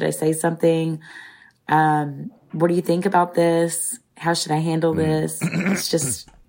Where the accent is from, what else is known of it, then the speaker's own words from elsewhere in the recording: United States; obviously I'm American.